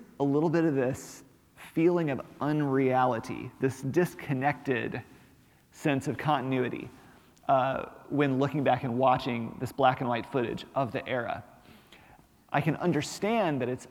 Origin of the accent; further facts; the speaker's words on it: Montgomery, Alabama, United States; moved away; also born or lived in Little Rock, Arkansas / northern Mississippi; I'm from Little Rock, Arkansas, and I spent a lot of my childhood in Montgomery, Alabama